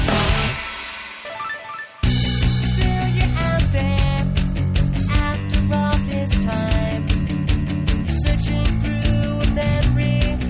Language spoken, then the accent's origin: English; Long Island, New York, United States; we're from Long Island